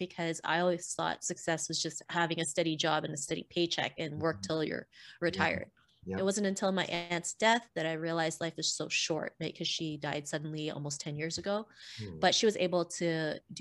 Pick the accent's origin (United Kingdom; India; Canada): Canada; also born or lived in Philippines; I was born in the Philippines and moved to Canada when I was 7. Growing up in Canada as an Asian kid